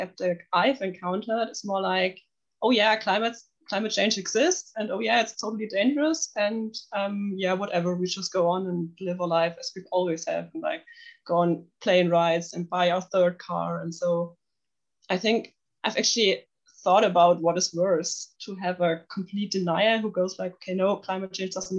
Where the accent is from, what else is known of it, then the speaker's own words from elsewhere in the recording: near Nuremberg, Bavaria, Germany; English is a second language; also born or lived in Munich; I'm originally from Munich, but I grew up near Nuremberg